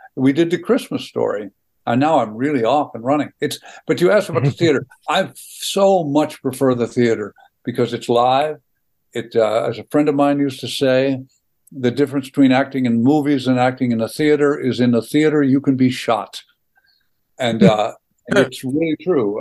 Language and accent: English; Missouri, United States; accent: Missouri; moved away; also born or lived in Los Angeles / Wisconsin; my Missouri accent